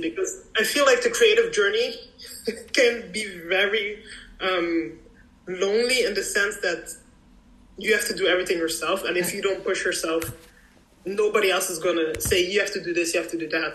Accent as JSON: {"language": "English", "town": "Ghent", "region": "Flanders", "country": "Belgium", "tie": "born or raised there", "moved": "as an adult", "lives_now": "Brussels, Belgium", "said": "I was born and raised here in Belgium to Nigerian parents"}